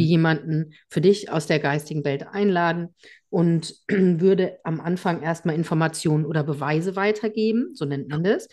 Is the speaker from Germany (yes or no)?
yes; Germany; hier bei uns in Deutschland